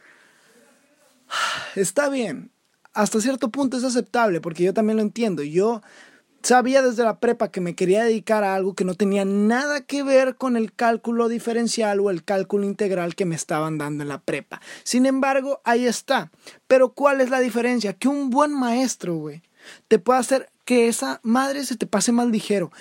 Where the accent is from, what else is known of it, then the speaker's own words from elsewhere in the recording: Mexico; soy el futuro de México